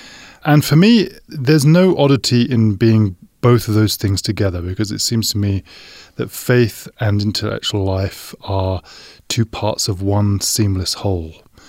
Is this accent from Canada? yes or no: no; London, United Kingdom; And I grew up a Baptist in England, in the Greater London area.